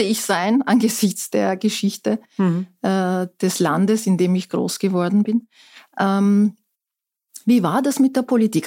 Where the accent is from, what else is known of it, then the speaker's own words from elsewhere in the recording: Istanbul, Turkey; German is a second language; moved away as an adult; also born or lived in Ankara / Innsbruck; now in Austria; aufgewachsen bin ich allerdings in Istanbul